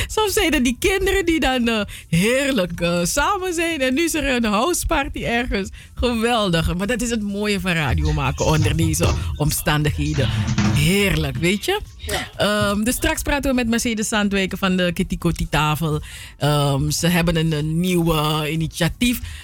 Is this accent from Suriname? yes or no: yes; Suriname; moved away; wat ik als kind had in Suriname